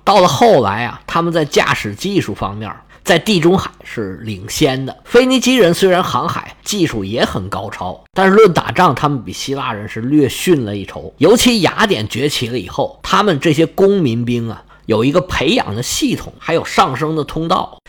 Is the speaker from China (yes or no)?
yes; China; 我们中国人